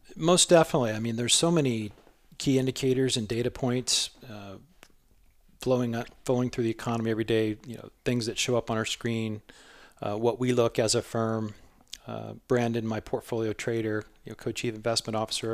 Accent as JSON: {"language": "English", "region": "southwest Iowa", "country": "United States", "tie": "born or raised there", "also_born_or_lived": "Florida", "moved": "as an adult", "lives_now": "Chandler, United States", "said": "I'm from a small rural town, uh, southwest Iowa"}